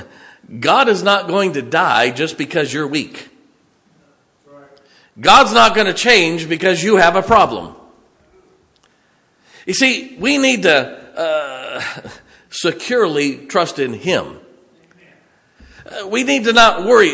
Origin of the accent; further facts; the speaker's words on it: Ohio and Indiana, Midwest, United States; moved away; I grew up in Ohio and in Indiana